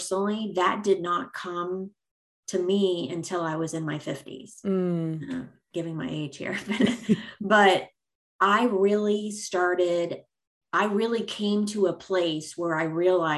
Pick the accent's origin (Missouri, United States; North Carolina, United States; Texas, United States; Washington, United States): Missouri, United States; now in East Coast, United States; I'm actually from Missouri and I moved to the East Coast